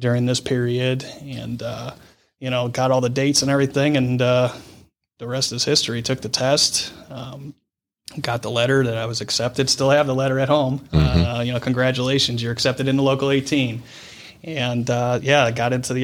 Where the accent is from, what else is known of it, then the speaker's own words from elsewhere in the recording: Brecksville, Ohio, United States; growing up in Brecksville